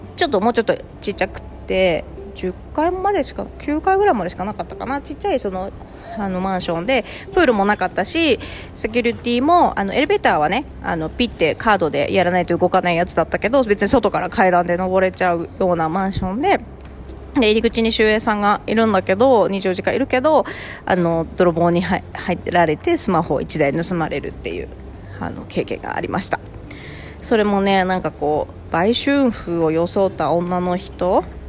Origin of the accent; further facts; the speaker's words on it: Tokachi, Hokkaido, Japan; moved away as an adult; also born or lived in Sapporo; 田舎のきれいなところで育ってたし十勝で育ってるし札幌、ね、その後札幌に住んで